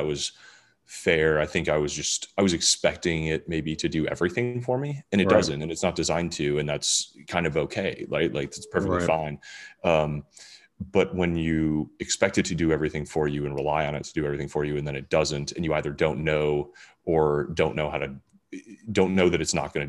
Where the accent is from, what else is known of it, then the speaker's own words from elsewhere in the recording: Michigan, United States; I grew up in Michigan